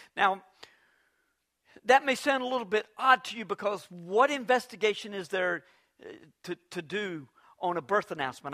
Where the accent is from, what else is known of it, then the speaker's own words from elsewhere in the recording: Fuquay-Varina, North Carolina, United States; I grew up in Fuquay Springs